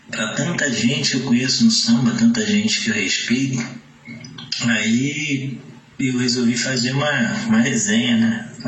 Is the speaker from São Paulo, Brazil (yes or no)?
no; São Gonçalo, Rio de Janeiro, Brazil; de onde eu fui criado na Porta Pedra